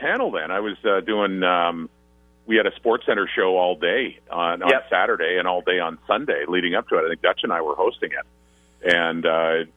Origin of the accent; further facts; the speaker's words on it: Ottawa, Ontario, Canada; I'm from Ottawa, and I'm from Ottawa at a time when the one team in town were the Ottawa Roughriders